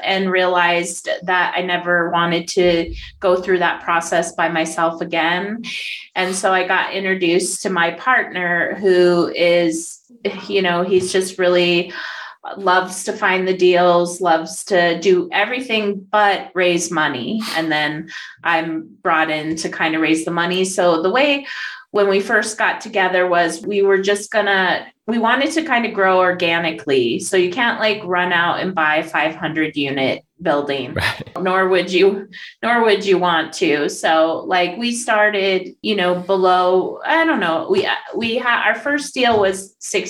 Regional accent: Denver, Colorado, United States; I'm from Denver, Colorado, and I am a real estate syndicator and capital raiser.

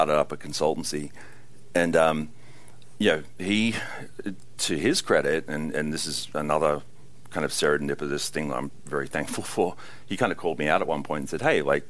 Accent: Australia; being Australian, and you know, just coming from an awful convict

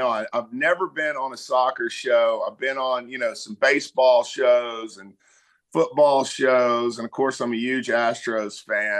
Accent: Beaumont, Texas, United States; born or raised there

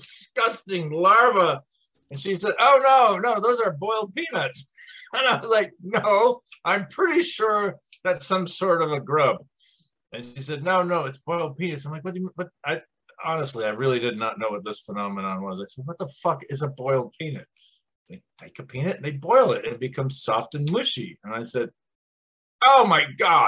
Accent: Minneapolis, Minnesota, United States; also born or lived in Chicago / Washington, District of Columbia, United States / Charlottesville, Virginia; now in Columbia, United States; I grew up in Minneapolis, I lived in Chicago, and then I went to DC and I moved to Charlottesville, Virginia

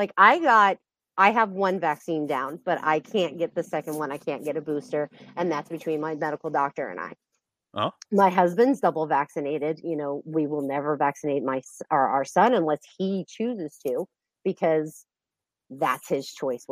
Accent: Space Coast of Florida, United States; I'm actually from the Space Coast of Florida

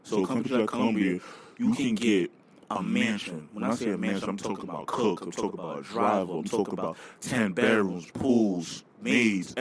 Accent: New York, United States; we're from New York.

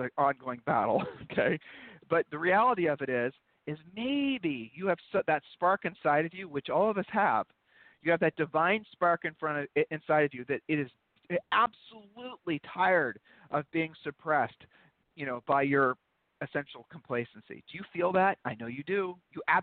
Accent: Columbus, Ohio, United States; moved away; also born or lived in Georgetown; we're originally from Columbus, Ohio

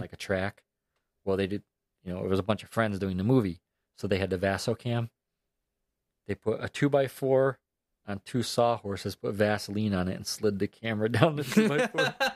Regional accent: New York, United States; moved away as an adult; also born or lived in Albany, New York; now in Florida, United States; I'm from New York

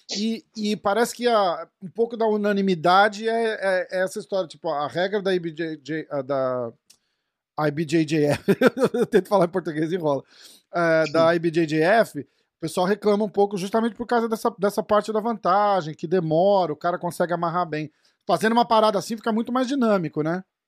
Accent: São Paulo, Brazil; sou de São Paulo também.

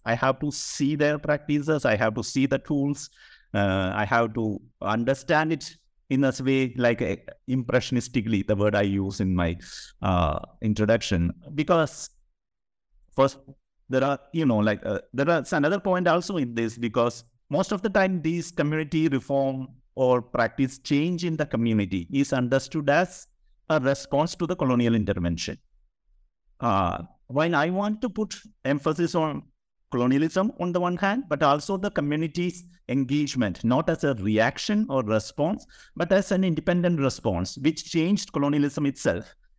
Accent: Kerala, India; I am from Kerala

